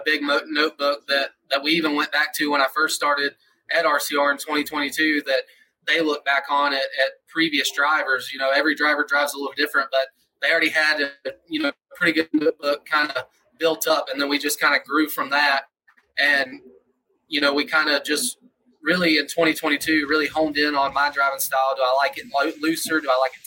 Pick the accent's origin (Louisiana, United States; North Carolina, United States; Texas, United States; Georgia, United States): Georgia, United States; Atlanta; I grew up in Atlanta, Georgia area